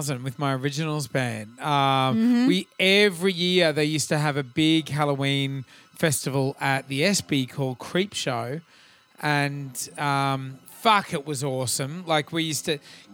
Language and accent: English; Australia; I grew up on a farm and the whole thought, I guess in kind of regional Australia in the 80s